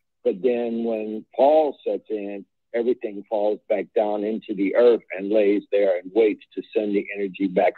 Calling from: Eatonton, Georgia, United States; This is … in the Stolen Lion of the Muscogee Creek in Eatonton, Georgia.

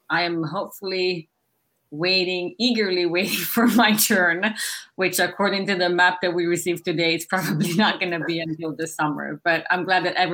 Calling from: Minnesota, United States; I'm, I'm coming from Minnesota as well, but unlike Eric, I was in a big city. I live in a very small town in rural Minnesota

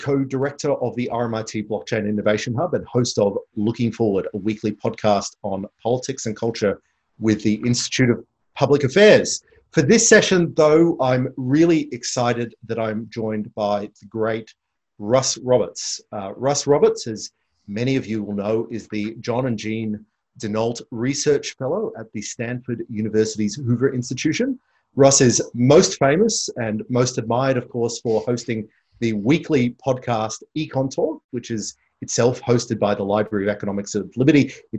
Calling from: Victoria, Australia; I mean, so I'm doing this from Victoria. We're going back down into lockdown.

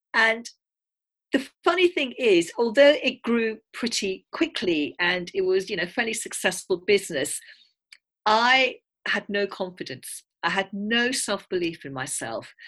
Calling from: south of Cambridge, East of England, United Kingdom; I'm calling from England. I live just south of Cambridge.

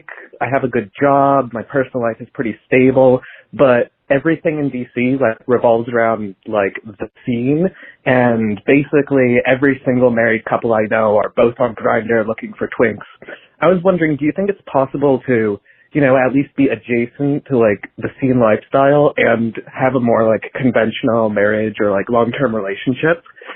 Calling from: Washington, District of Columbia, United States; I'm calling from Washington, D.C., and it's mostly a question of life as a mid-20-somethings gay in the big city.

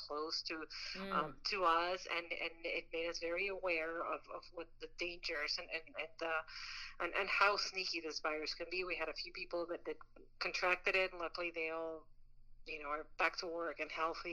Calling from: New York, United States; moved away; I'm adopted New Yorker, but I'm calling myself a New Yorker

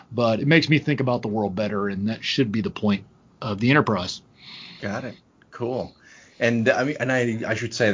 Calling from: Cullowhee, North Carolina, United States; I'm talking from Cullowhee, North Carolina.

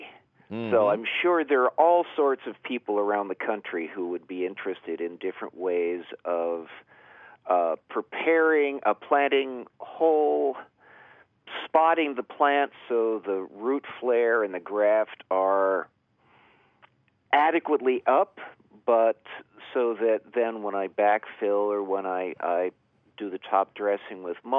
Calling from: Blacksburg, Virginia, United States; I'm calling from Blacksburg, Virginia

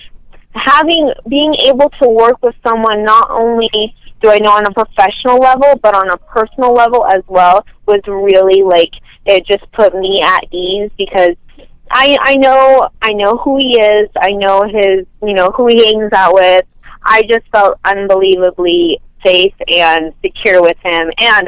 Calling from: Los Angeles, California, United States; from Los Angeles, California.

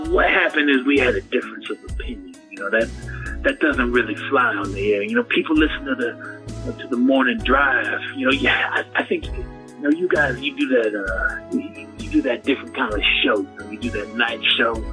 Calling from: San Jose, California, United States; I'm calling from Caleb 955, San Jose, California.

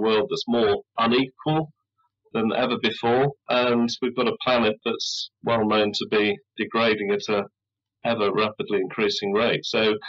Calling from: United Kingdom; I'm in the UK.

